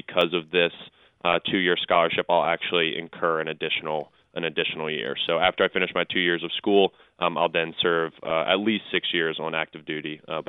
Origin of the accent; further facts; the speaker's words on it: Baltimore, Maryland, United States; I was born in Baltimore.